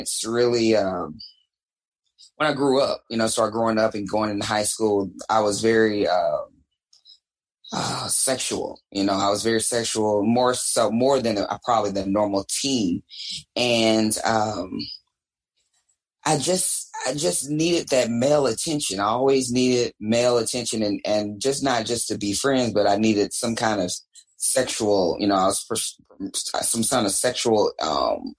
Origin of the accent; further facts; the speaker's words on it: Dallas, Texas, United States; I am talking to you live from downtown Dallas, Texas, my hometown